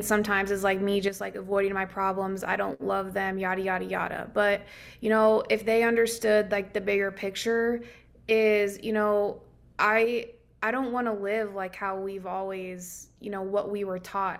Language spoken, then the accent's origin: English; Nebraska, United States; moved away; I'm originally from Nebraska. So, coming from Nebraska, you know, it's very rural, um, that small town feel. I grew up with, um, two hundred kids in the entire high school